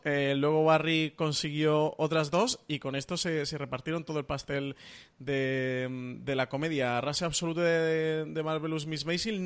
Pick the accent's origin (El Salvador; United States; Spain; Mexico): Spain; Málaga, Andalusia; soy el malagueño